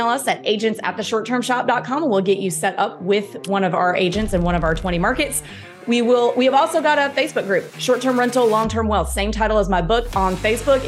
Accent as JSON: {"language": "English", "region": "the South", "country": "United States", "said": "as a Southerner"}